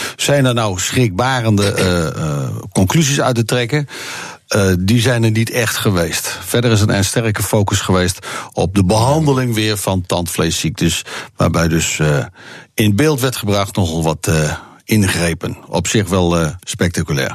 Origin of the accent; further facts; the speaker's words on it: Bible Belt, Netherlands; het gebied waar ik vandaan kom, van de Bijbelbelt